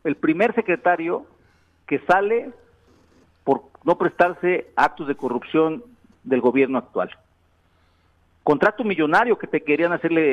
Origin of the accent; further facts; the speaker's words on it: Yautepec, Morelos, Mexico; una calle en mi pueblo, Yautepec